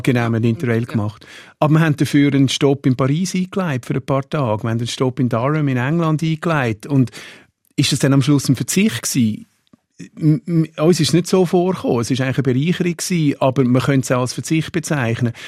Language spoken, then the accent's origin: German; Switzerland; als Schweizer